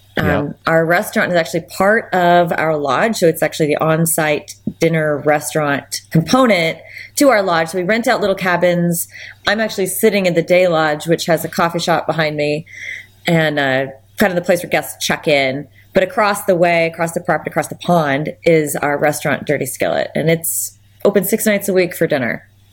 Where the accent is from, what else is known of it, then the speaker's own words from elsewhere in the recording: Anchorage, Alaska, United States; also born or lived in Hope, Alaska; I was born and raised in Alaska. I'm fourth generation. I have six children. They're all fifth generation Alaskan. I was born in Anchorage